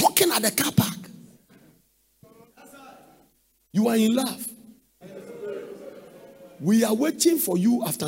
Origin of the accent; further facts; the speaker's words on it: Ghana; from Ghana